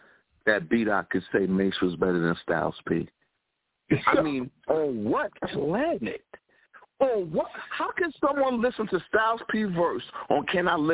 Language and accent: English; New York City, New York, United States; Me and Three Letterman were raised off of Mash on Channel 5 in New York City